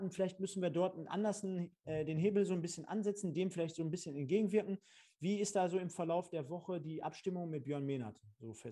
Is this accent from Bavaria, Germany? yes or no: no; Münster, North Rhine-Westphalia, Germany; war ich im Stadion, klar als Münsteraner sowieso oder ehemaliger.